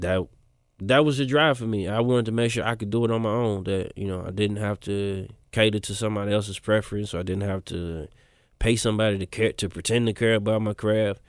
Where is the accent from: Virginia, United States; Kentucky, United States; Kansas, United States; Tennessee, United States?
Tennessee, United States; Memphis; I spent maybe since I was, like, twelve till I was thirty in East Memphis